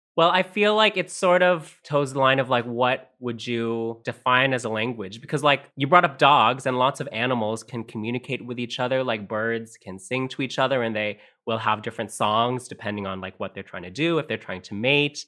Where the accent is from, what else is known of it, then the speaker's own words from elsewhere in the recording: Canada; first language Tagalog; also born or lived in Philippines; I moved to Canada with my parents when I was five years old